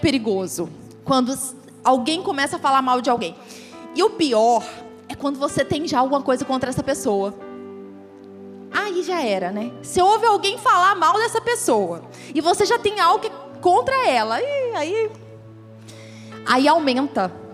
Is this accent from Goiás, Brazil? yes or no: yes; Goiás, Brazil; moved away as an adult; also born or lived in Rio de Janeiro; lá no Rio, e aí eu era goiana, então eu era diferente, né? dos cariocas. O sotaque já era diferente.